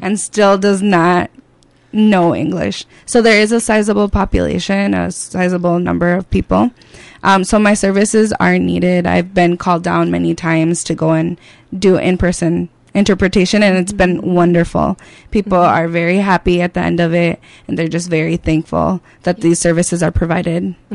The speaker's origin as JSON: {"language": "English", "town": "Faribault", "region": "Minnesota", "country": "United States", "tie": "born or raised there", "said": "I grew up in Faribault"}